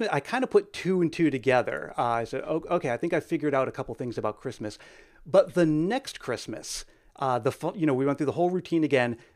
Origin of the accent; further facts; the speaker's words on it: Northeast, United States; Where uh, I'm from the Northeast, I don't know where you guys are from, but we had this uh, department store called Service Merchandise